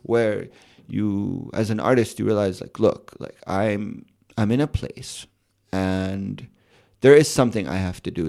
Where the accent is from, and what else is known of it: Chicago, Illinois, United States; born or raised there; moved away; also born or lived in Amman, Jordan